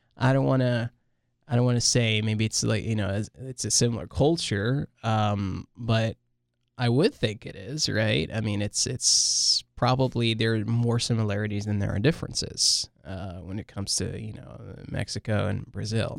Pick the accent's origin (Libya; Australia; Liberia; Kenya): Libya; also born or lived in Lebanon; now in United States; I'm, I'm from Libya. I've been, been to Lebanon for a while, and then now I'm in the U S